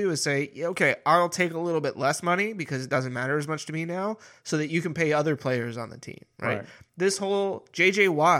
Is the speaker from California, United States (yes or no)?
yes; Sacramento, California, United States; You know, like I grew up in Sacramento.